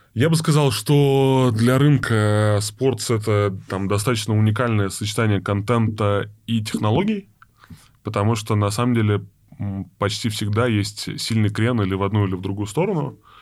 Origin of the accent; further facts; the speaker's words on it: Saint Petersburg, Russia; now in Moscow, Russia; я из Питера, я очень хотел вернуться, там, сам там в Петербург